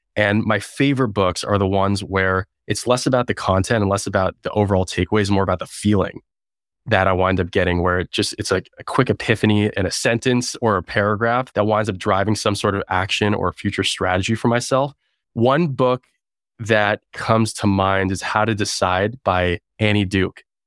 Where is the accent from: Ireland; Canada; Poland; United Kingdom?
Canada; Toronto, Ontario; moved away as an adult; also born or lived in Waterloo, Canada / Bay Area, United States; now in United States; I'm originally Canadian, now American. I grew up in Toronto.